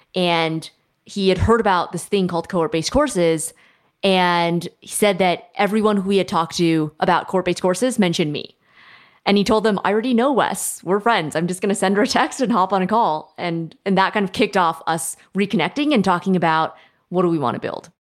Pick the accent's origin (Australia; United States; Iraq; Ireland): United States; Silicon Valley, California; I grew up in Silicon Valley